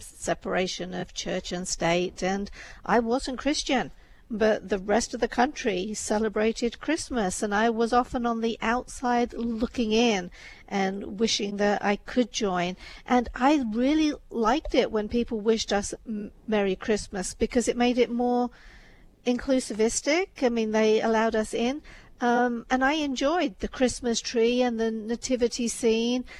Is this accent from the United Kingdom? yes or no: yes; England, United Kingdom; I was brought up in England